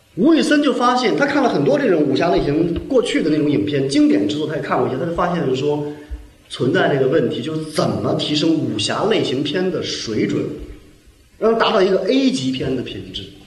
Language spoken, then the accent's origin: Chinese; China; 我们中国人民